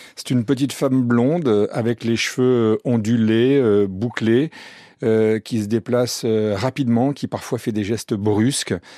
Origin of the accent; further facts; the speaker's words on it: France; on était français